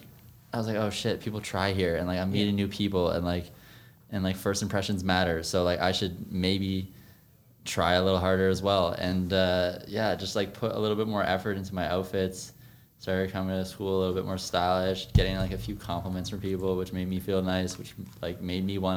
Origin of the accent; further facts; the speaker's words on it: Toronto, Ontario, Canada; Born and raised in Scarborough